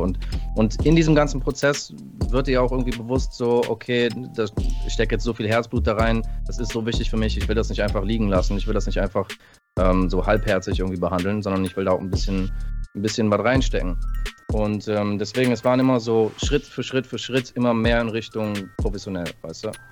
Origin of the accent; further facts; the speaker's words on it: California, United States; moved away; ich bin in äh, Kalifornien geboren